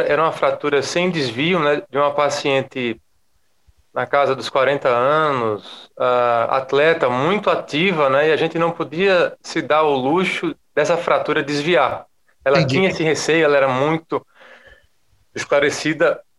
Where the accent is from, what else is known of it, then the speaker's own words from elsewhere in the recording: Maceió, Alagoas, Brazil; Eu sou de e, Maceió, Léo, capital das Alagoas.